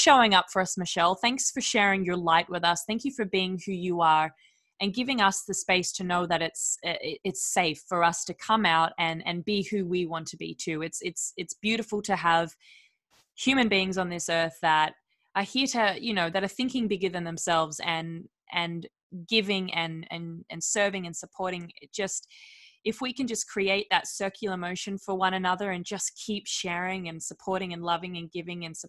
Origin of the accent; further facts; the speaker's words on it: Australia; moved away; I love Australia too, but there was always a part of me when I lived there